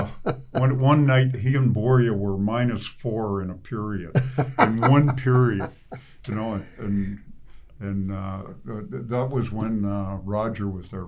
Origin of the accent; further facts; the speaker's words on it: Ottawa, Ontario, Canada; I'm from Ottawa East